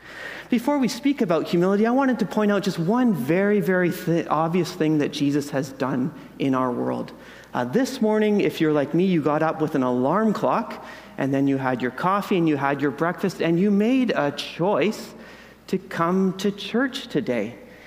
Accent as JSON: {"language": "English", "region": "Ontario", "country": "Canada", "lives_now": "British Columbia, Canada", "said": "I'm out from Ontario, so all of the Lower Mainland is wonderful and new, and the mountains are awesome"}